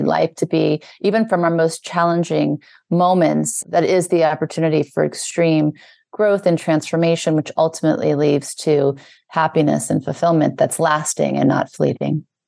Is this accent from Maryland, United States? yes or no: no; New Orleans, Louisiana, United States; also born or lived in Beverly Hills, California; now in New York, United States; I was born in the South, in Louisiana. I lived in New Orleans, then we moved to Beverly Hills in California, and now I live in New York.